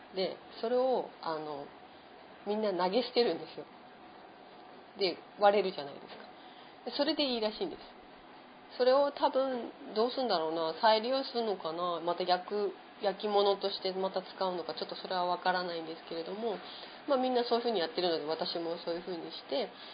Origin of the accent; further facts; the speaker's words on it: Japan; あのもう日本人だよって言うと